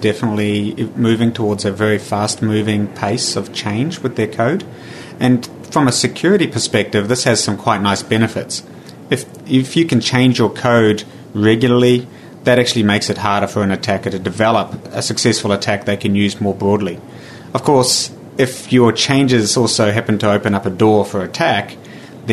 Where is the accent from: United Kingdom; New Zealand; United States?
New Zealand; now in Singapore; I'm actually based in Singapore, but I'm originally from New Zealand.